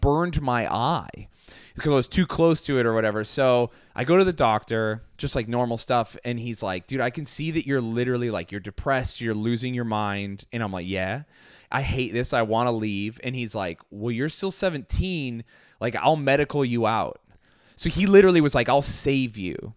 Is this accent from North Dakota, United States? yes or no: no; Flowell, Utah, United States; moved away; also born or lived in New York; I grew up in Utah